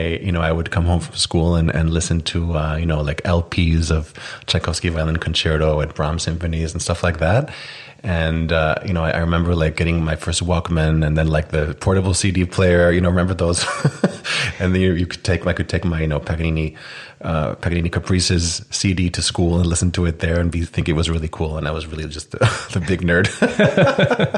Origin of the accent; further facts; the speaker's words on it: Iceland; moved away as an adult; also born or lived in United States; now in Tel Aviv, Israel; I'm from Iceland. I moved to Israel about 3 years ago, but most of my life I lived in Iceland and some other places too.